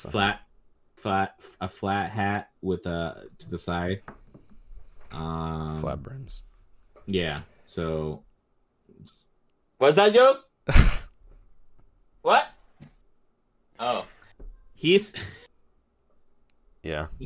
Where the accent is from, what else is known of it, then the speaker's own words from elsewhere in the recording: Brooklyn, New York, United States; from Brooklyn from second and third.